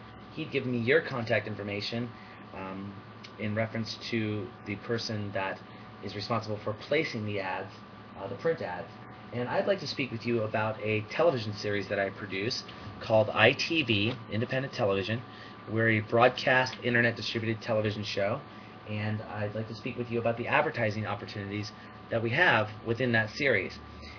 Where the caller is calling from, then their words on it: Seattle, Washington, United States; I'm calling from Seattle, Washington